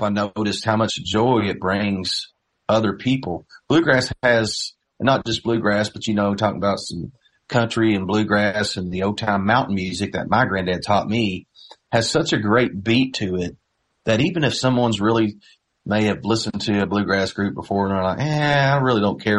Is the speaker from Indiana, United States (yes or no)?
yes; Knoxville, Indiana, United States; I grew up in Knoxville, just East Davis County, little farming community